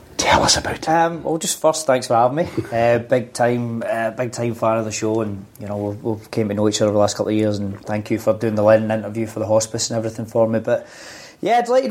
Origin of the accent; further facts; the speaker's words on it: Scotland, United Kingdom; being a young boy growing up in Scotland